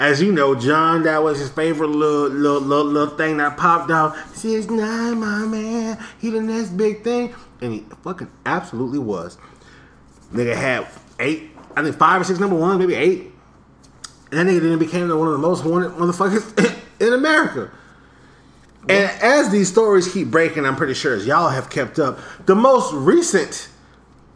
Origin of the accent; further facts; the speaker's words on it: Florida, United States; I'm from Florida